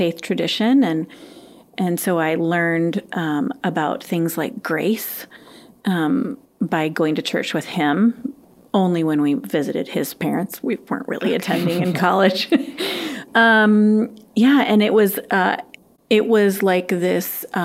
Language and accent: English; Madison, Wisconsin, United States; I grew up in the Madison area